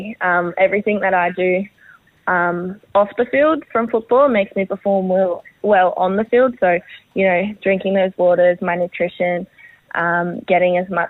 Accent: New South Wales, Australia; now in Gold Coast, Australia; I'm from New South Wales

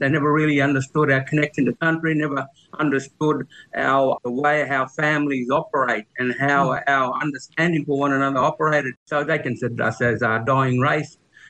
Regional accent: Cherbourg, Queensland, Australia; also born or lived in Palm Island / Brisbane; But I grew up in Cherbourg, Palm Island and Brisbane.

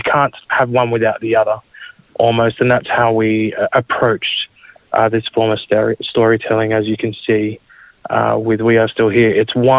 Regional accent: Sydney, New South Wales, Australia; My mob is from Wellington, New South Wales, out near Dubbo, central western New South Wales. I grew up around Sydney, around Erskineville, Newtown, kind of inner city kind of vibes.

